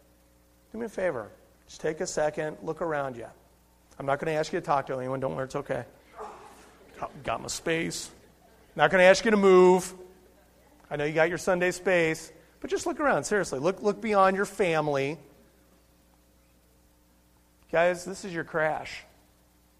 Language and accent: English; Cincinnati, Ohio, United States; I was born and raised in Cincinnati, Ohio. I am an Ohioan.